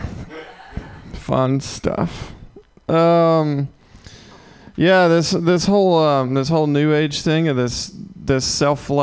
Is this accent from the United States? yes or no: yes; Mississippi, United States; now in San Francisco, United States; I'm from Mississippi originally